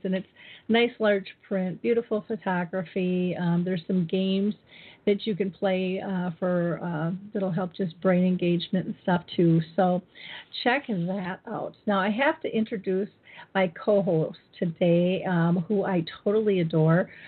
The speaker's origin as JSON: {"language": "English", "region": "Minnesota", "country": "United States", "tie": "born or raised there", "said": "my hometown in Minnesota"}